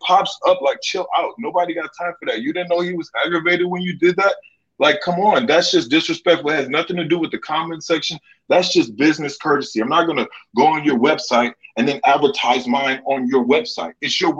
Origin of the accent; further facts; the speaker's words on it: the South, United States; I'm from the South.